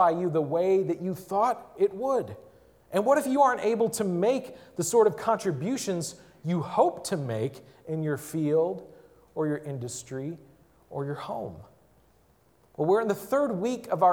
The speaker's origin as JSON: {"language": "English", "town": "Milwaukee", "region": "Wisconsin", "country": "United States", "tie": "born or raised there", "said": "I grew up in Milwaukee"}